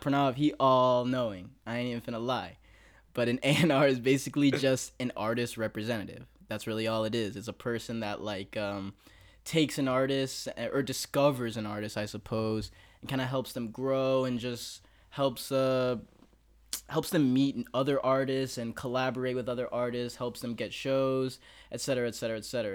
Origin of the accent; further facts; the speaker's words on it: Texas, United States; now in Los Angeles, United States; I'm from Texas